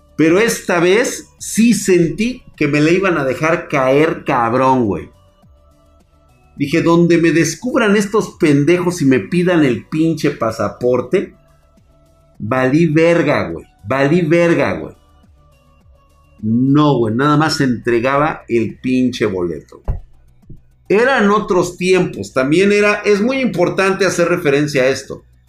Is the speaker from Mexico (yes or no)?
yes; Mexico; Como buen mexicano